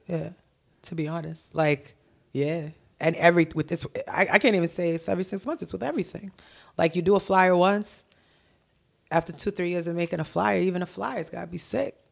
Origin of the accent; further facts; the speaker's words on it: Milton, Massachusetts, United States; also born or lived in Haiti; I'm from Milton. Like, I went to school in Milton High